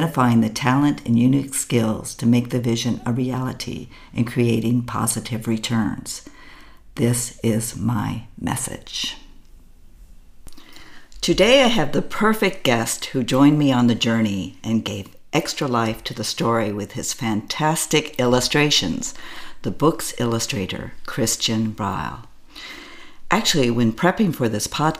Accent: United States; first language English; moved away as an adult; now in Berlin, Germany; I am an American living in Berlin, Germany.

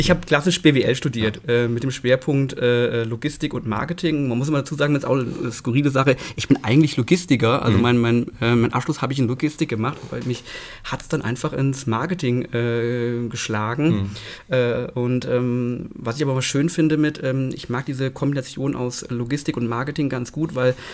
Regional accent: Fulda, Hesse, Germany; ich bin in Fulda geboren, Fulda aufgewachsen, Fulda zur Schule gegangen, habe meinen Freundeskreis hier.

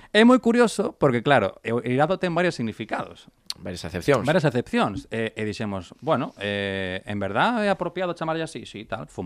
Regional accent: Galicia, Spain; somos dos galegos amantes da marihuana

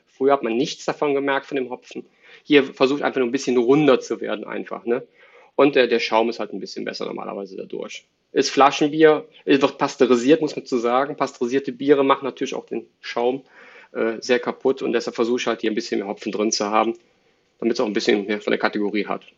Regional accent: Cologne, North Rhine-Westphalia, Germany; also born or lived in Dortmund; Ich bin ein Kölsche Jung, also Vater sowieso, Opa, Oma, Generation und darüber

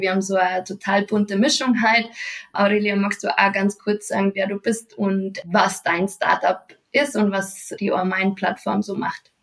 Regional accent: Munich, Bavaria, Germany; komme ich aus Bayern und zwar aus München

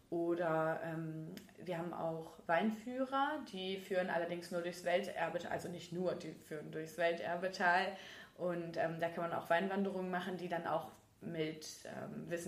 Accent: North Rhine-Westphalia, Germany; Also ich komme ja auch aus

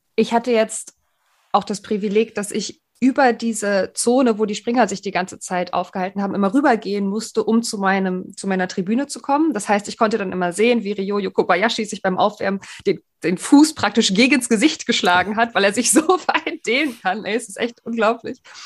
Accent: Greifswald, Mecklenburg-Vorpommern, Germany; now in Hamburg, Germany; Ich bin nämlich gebürtig aus dem Osten, aus Greifswald

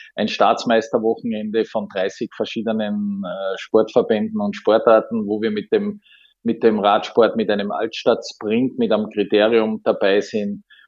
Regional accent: Graz, Styria, Austria; meine Heimatstadt Graz

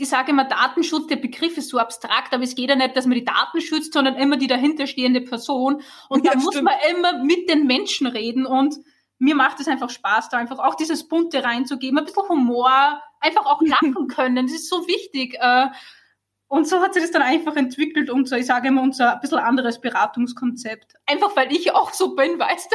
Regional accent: Austria; moved away as an adult; now in Germany; ich bin ja Österreicherin, ich glaube, das hört man

